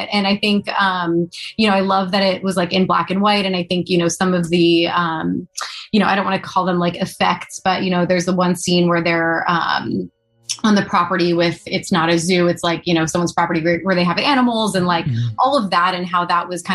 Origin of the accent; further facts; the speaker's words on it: Allentown, Pennsylvania, United States; my hometown where I grew up in Allentown, Pennsylvania